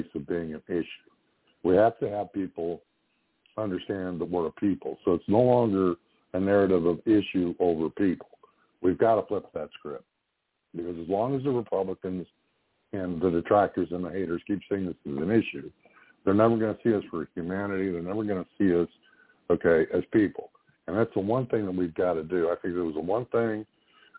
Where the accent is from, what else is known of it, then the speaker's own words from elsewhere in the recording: Ontario, Canada; moved away; also born or lived in Nova Scotia; I grew up in Ontario.